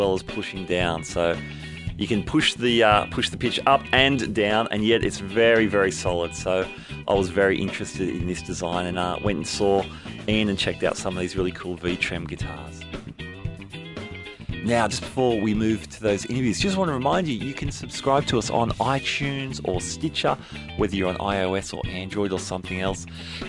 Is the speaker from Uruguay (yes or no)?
no; Sydney, New South Wales, Australia; from my hometown of Sydney.